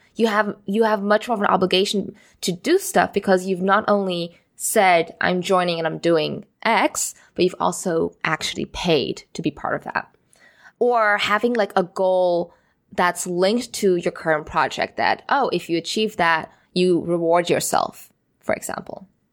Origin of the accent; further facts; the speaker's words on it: Singapore; moved away as an adult; also born or lived in Amsterdam; I grew up in Singapore, And I went through the local school system